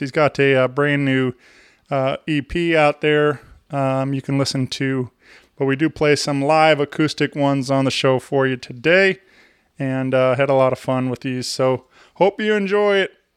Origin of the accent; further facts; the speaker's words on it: St. Louis, Missouri, United States; where we're from